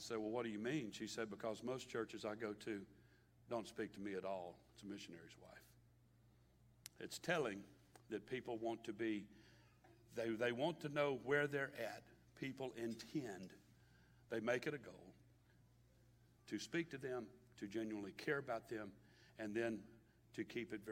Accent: Baton Rouge, Louisiana, United States; from Baton Rouge

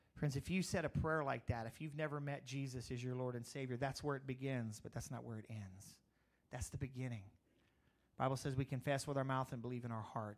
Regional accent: Crowley, Louisiana, United States; moved away as an adult; also born or lived in Eunice, Louisiana; when I grew up in Crowley

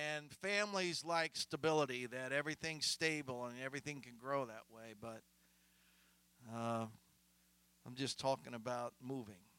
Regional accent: Columbus, United States; moved away as an adult; also born or lived in Minnesota / Georgia; We had a family when I grew up back home in Columbus.

